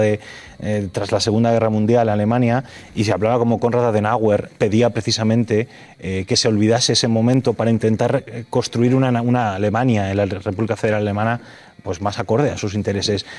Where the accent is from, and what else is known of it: Fuenlabrada, Community of Madrid, Spain